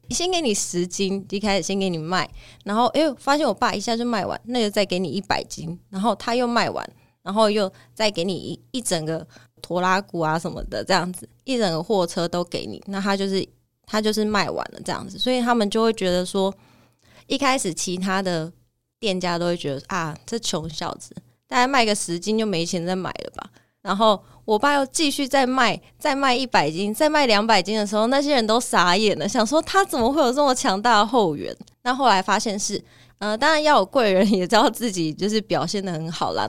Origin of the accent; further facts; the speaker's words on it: Sanfeng Central Street, Kaohsiung, Taiwan; 从小就是在三凤中街长大